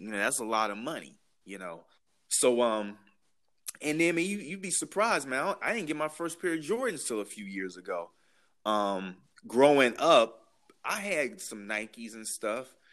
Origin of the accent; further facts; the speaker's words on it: Chicago, Illinois, United States; now in Washington, United States; growing up in Chicago, I mean, I was with 1991. I was 12 years old.